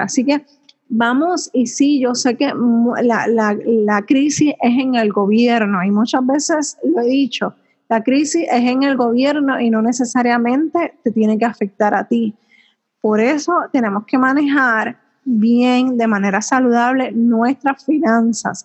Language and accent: Spanish; Puerto Rico; mi pueblo, de mi país